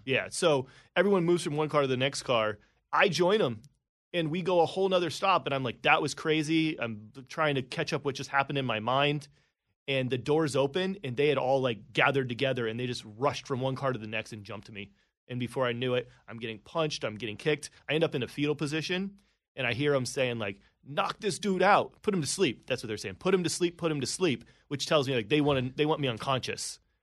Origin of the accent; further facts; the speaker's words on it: Indiana, United States; moved away as an adult; also born or lived in Atlanta; now in New York City, United States; I was in Atlanta, but I grew up in Indiana. I was in the Midwest my whole life.